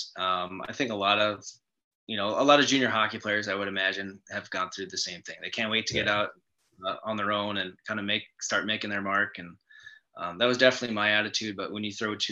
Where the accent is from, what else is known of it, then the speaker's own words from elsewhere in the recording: Grand Forks, North Dakota, United States; I grew up in Grand Forks, North Dakota, and I'm from a pretty big family.